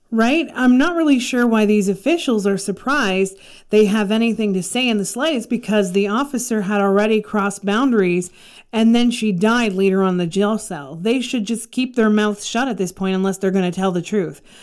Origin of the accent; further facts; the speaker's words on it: Canada; I'm from Canada